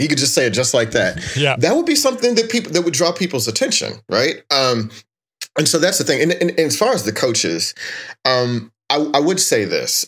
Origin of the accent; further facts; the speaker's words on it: Texas, United States; when I was growing up in Texas